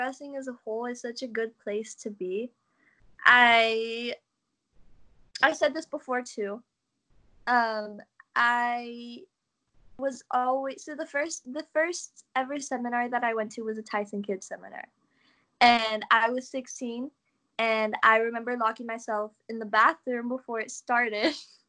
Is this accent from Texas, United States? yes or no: yes; Laredo, Texas, United States; born or raised there